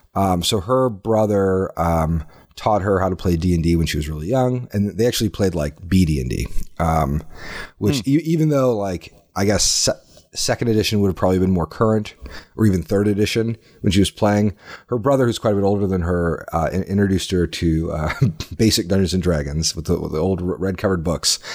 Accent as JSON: {"language": "English", "region": "Indiana", "country": "United States", "tie": "born or raised there", "also_born_or_lived": "Austin, Texas", "moved": "as an adult", "lives_now": "Minnesota, United States", "said": "I grew up in Indiana, but spent the last decade in Austin, Texas"}